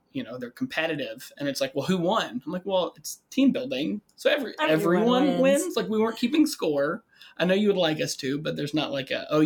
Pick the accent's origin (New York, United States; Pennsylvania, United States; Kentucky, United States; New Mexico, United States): Kentucky, United States; moved away as an adult; now in Lake Geneva, United States; Born and raised in Kentucky. Went to college there.